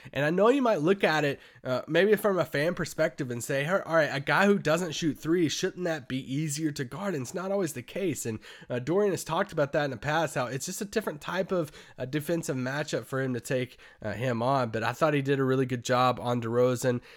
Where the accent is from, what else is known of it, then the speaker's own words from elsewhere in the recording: Kentucky, United States; moved away; I grew up in Kentucky